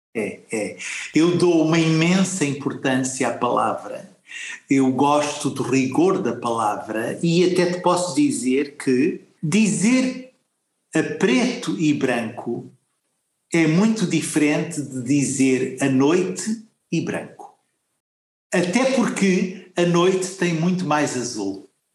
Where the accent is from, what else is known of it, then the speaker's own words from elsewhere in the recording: Mozambique; moved away; nasci muito longe daqui, num lugar onde o vento sopra de outra maneira. Na minha terra ganhei a noção que tenho do espaço, da terra, do mar, do verde